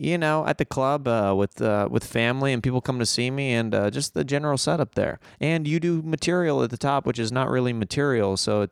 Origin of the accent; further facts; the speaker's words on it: Kansas City, Kansas, United States; the part of Kansas that I grew up in was the suburbs of Kansas City.